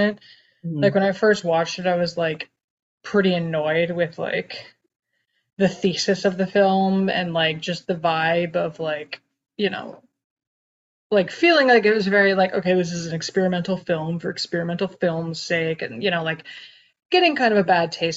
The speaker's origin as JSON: {"language": "English", "country": "United States", "said": "as an American"}